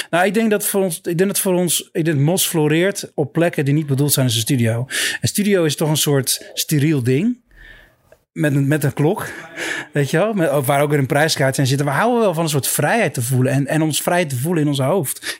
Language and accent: Dutch; Middelburg, Zeeland, Netherlands; ik ben een eh, Zeeuw en ik, heb, ik ben eh, geboren en getogen in Middelburg, wat de grote stad daarnaast is.